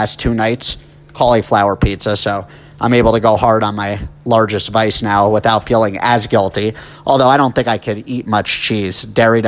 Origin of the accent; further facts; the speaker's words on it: suburbs of New Jersey, United States; also born or lived in New York City, United States; My parents moved us when I was about 3 to the suburbs of New Jersey, but we were still about only 30 minutes away from the city